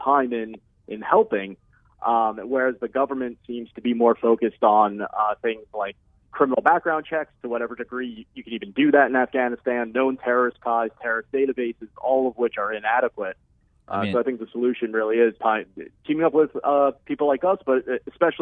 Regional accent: United States; as an American

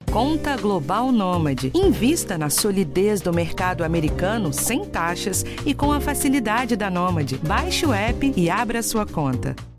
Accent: Recife, Pernambuco, Brazil; lá da minha cidade, de Recife

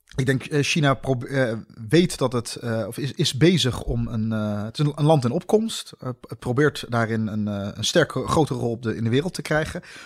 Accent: Netherlands; ik ben in Nederland geboren.

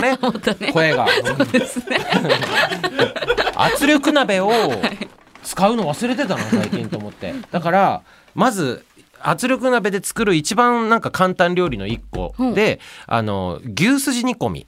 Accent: Akita, Japan; 僕の地元の秋田

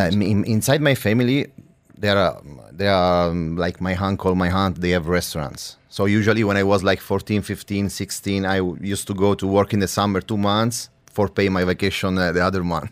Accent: Sicily, Italy; now in Dubai, United Arab Emirates; when you grow in Sicily, I mean, uh, inside the family, there is a, a literary culture about the food.

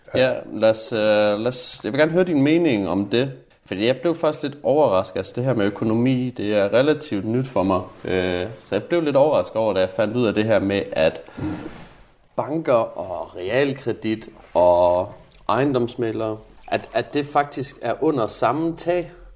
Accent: Jutland, Denmark; moved away; Nu kommer jeg jo fra Jylland

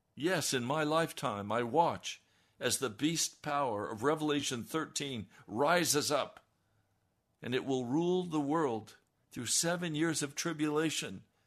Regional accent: United States; how I was raised as an American

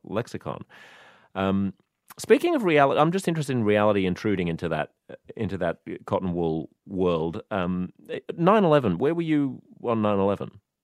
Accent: Australia; I was born in Australia

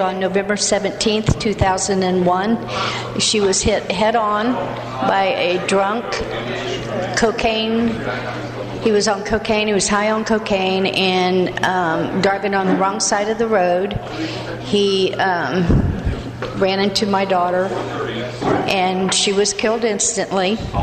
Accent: Zephyrhills, Florida, United States; I'm from Zephyr Hills, Florida

